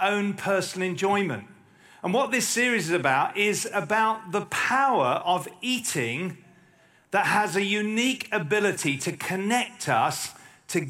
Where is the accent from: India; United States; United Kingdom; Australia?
United Kingdom; as a Brit